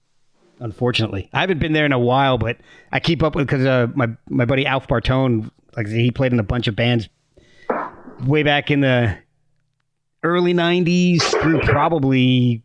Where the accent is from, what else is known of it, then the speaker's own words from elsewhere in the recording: Branchburg, New Jersey, United States; also born or lived in Texas / Virginia; I spent a lot of time up until fourth grade, moving up and down between Texas and Virginia and New Jersey and all. And then we settled down in Central Jersey in Branchburg, right?